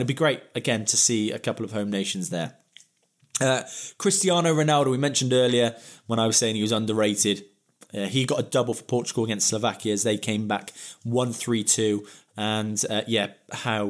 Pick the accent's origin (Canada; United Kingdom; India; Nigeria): United Kingdom; England; As an Englishman